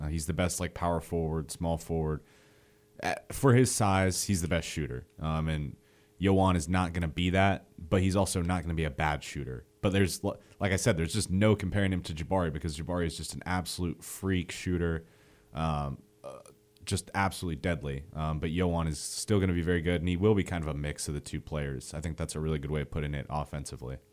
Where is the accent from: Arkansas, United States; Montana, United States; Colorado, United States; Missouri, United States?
Montana, United States; moved away as an adult; now in Alabama, United States; I'm originally from Montana, so that's kind of a trek back home